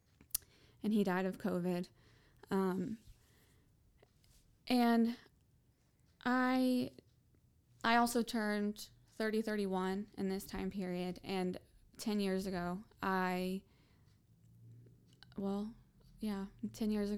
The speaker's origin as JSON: {"language": "English", "country": "United States", "said": "as an American"}